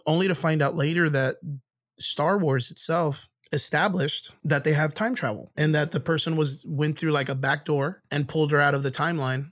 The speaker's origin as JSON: {"language": "English", "area": "Rio Grande Valley", "region": "Texas", "country": "United States", "said": "I come from the Rio Grande Valley, which is the southmost part of Texas."}